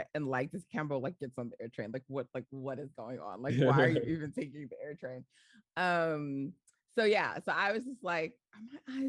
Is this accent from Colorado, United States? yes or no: no; New York, United States; I'm like, New York